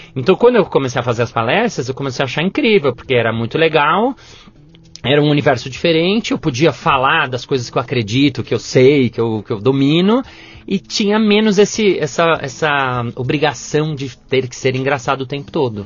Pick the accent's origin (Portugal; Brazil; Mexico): Brazil; São Paulo; also born or lived in New York / France; Eu sou de São Paulo mesmo